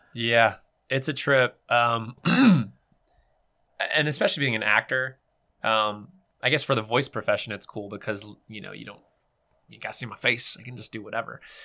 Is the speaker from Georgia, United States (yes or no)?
no; California, United States; I was born in California, West Coast